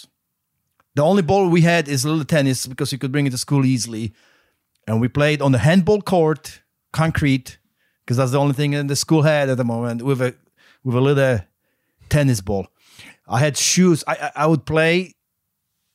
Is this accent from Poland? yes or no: yes; Poland; now in United States; I grew up in Poland